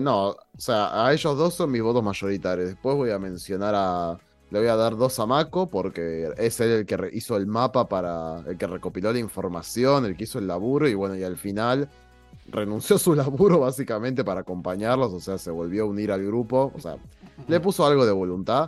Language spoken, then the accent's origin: Spanish; Argentina; en mi país